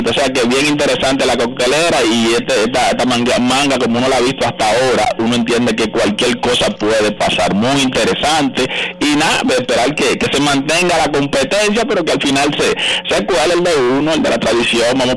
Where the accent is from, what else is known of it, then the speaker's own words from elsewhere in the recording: Dominican Republic; para nosotros como, como dominicanos